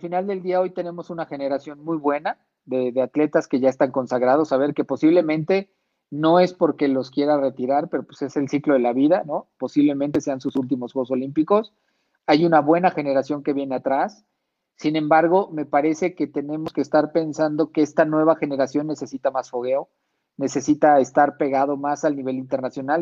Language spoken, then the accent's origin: Spanish; Mexico